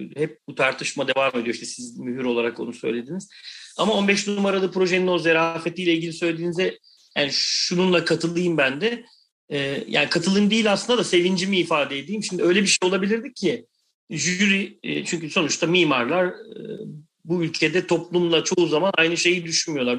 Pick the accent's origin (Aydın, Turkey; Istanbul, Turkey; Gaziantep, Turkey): Istanbul, Turkey; ben bir Anadolu yakalıyım yani Kadıköylüyüm